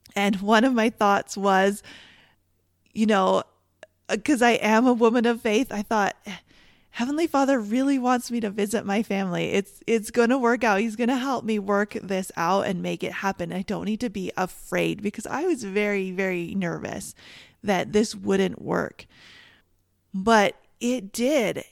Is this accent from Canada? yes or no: yes; Canada; I'm from Canada